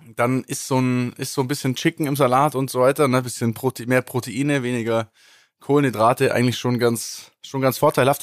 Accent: Kempten, Bavaria, Germany; bei uns in Kempten

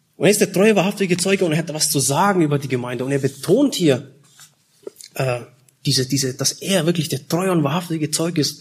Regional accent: Germany; also born or lived in Czech Republic / Austria; Ich komme ursprünglich aus Tschechien, wurde geboren, aber bin schon seit ähm, ja, 83, waren wir drei Jahre in Österreich und meine Mutter ist damals aus Tschechien mit uns äh, geflohen. Und dann ab 86, 87 waren wir dann in Deutschland.

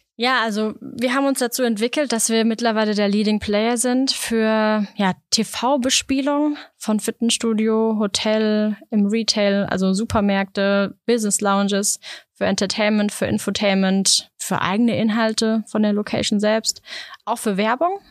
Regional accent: Germany; ich als Deutsche

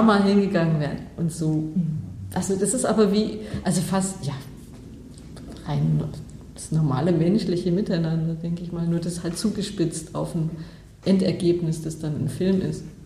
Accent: Bavaria, Germany; moved away; ich komme aus Bayern

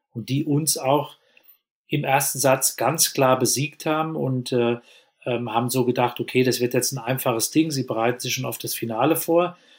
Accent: Germany; bei uns in Deutschland

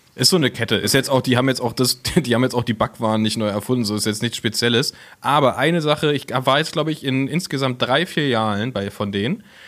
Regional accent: Berlin, Germany; als Berliner

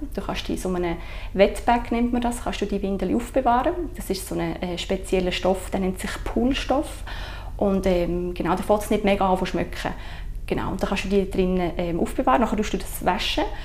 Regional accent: Sursee, Lucerne, Switzerland; moved away as an adult; now in Entlebuch, Switzerland; ich bin ähm, ursprünglich von der Region Sursee

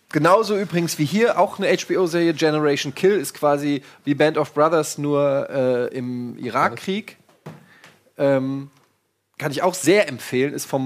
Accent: Germany; ich es tut mir leid, auch als Deutscher sehe ich das so

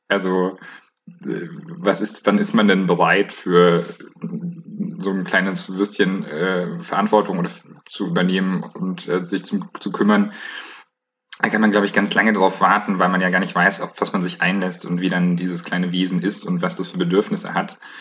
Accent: Bayreuth, Bavaria, Germany; now in Leipzig, Germany

